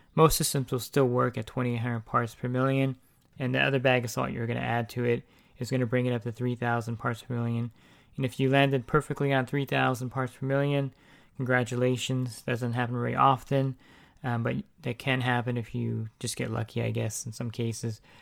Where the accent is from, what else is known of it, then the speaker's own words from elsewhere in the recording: New Jersey, United States; accent: East Coast; now in California, United States; I actually am from the East Coast, I'm from New Jersey, uh, but I've been in California for a long time.